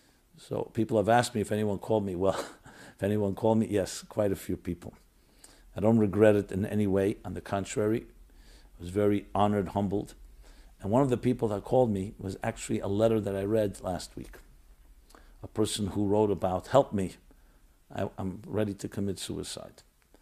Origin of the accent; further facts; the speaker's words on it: Israel; now in United States; I came from Israel to America to go to a treatment center in February.